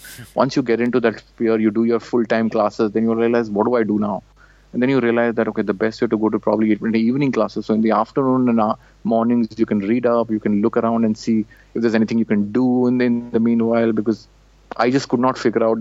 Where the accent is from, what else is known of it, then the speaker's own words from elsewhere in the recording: India; moved away as an adult; I come from India